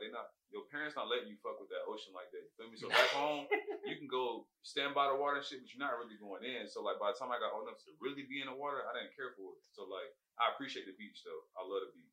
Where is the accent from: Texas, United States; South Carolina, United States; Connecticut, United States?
South Carolina, United States; Fort Mill; moved away as an adult; now in San Diego, United States; I'm from Fort Mill, South Carolina, man, by way of Paradise.